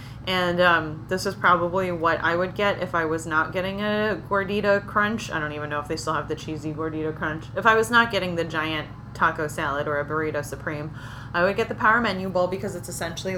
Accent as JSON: {"language": "English", "region": "California", "country": "United States", "said": "as a Californian"}